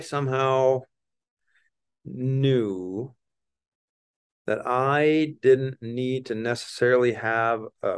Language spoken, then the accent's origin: English; Wisconsin, United States; Small town, small farm. I don't know, medium sized farm back there.